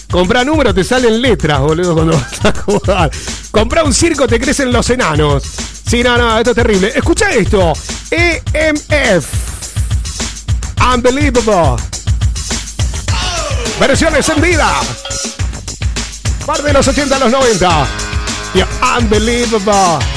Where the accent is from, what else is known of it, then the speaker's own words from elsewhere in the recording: Colombia; now in Madrid, Spain; de Colombia. ¿Qué hace? Ah, no, soy … colombiana. Vivo en Madrid.